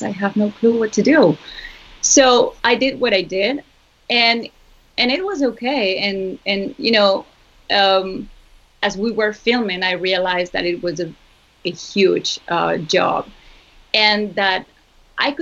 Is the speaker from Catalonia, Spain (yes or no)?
no; Zaragoza, Aragon, Spain; Zaragoza, which is my hometown